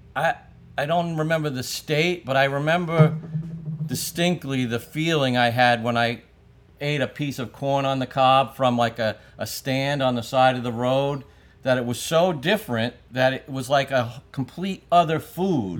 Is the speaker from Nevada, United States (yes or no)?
no; New York City, New York, United States; I grew up in Brooklyn